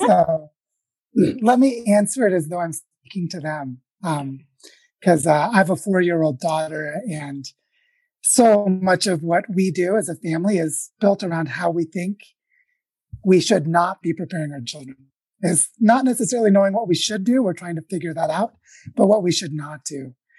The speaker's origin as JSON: {"language": "English", "town": "Springfield", "region": "Missouri", "country": "United States", "tie": "born or raised there", "moved": "yes", "said": "I was born in the Ozarks in Missouri"}